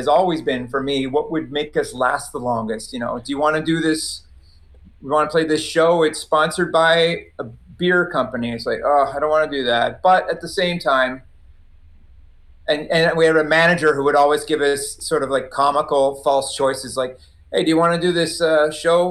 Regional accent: Maritime provinces, Canada; I come from the Maritime Provinces. I was raised Catholic

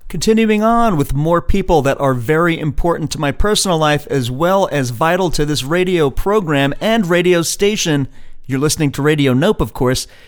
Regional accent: Manalapan, New Jersey, United States; also born or lived in Queens, New York; After I left Queens, I moved to Englishtown or Manalapan, New Jersey. It's the town with two names.

